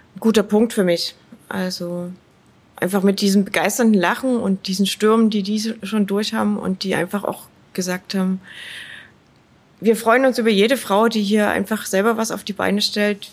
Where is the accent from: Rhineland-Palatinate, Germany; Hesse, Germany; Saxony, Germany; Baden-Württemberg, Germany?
Saxony, Germany; Dresden; Ich bin in Dresden aufgewachsen und ich bin sehr gerne hier.